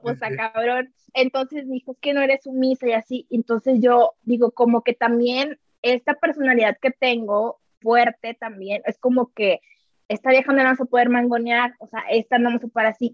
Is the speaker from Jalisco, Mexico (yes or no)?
no; Tampico, Tamaulipas, Mexico; moved away as an adult; now in Mexico City, Mexico; Yo soy de Tampico, Tamaulipas, me vine hace dos años a México.